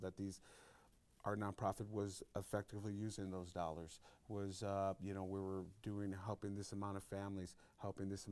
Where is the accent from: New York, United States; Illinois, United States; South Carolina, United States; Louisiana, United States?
Illinois, United States; Chicago; I grew up in the Southwest Side